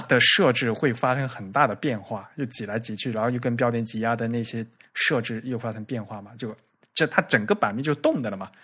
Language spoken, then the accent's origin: Chinese; China; 我们中国人